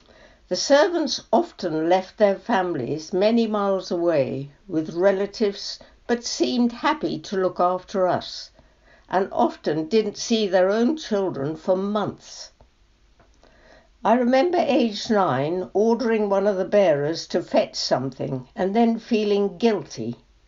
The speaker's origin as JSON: {"language": "English", "town": "Shimla", "region": "Himachal Pradesh", "country": "India", "tie": "born there", "said": "I was born in Simla, now Shimla, in 1935. My parents met in India when my mother went out to stay with her brother, who worked in Lloyds Bank with my father."}